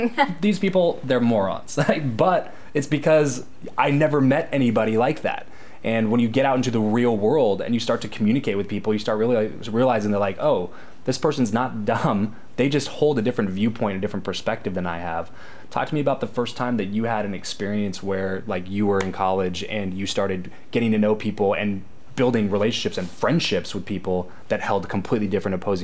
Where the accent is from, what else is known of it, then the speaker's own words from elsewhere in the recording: Lancaster, California, United States; moved away as an adult; now in Las Vegas, United States; I grew up in Southern California, LA area, but in a very strict, small religious bubble of Southern California